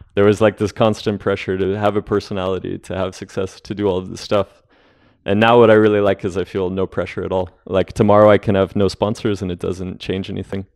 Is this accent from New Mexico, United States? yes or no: yes; Albuquerque, New Mexico, United States; moved away; the Stone Age climbing gym in Albuquerque, which, uh, is where I grew up